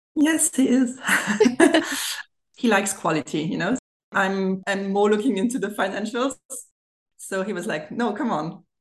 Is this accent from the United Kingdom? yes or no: no; Germany; accent: German; English is a second language; now in France; I've grown actually in Germany and I'm bilingual. So I do speak French and German from a French German family.